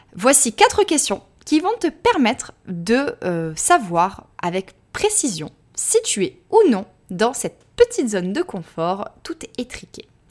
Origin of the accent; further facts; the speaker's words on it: France; accent: French; moved away as an adult; also born or lived in Australia; mon petit accent français